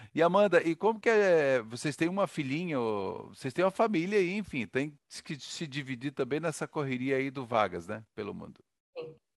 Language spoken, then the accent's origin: Portuguese; Santa Catarina, Brazil; eu também sou de Santa Catarina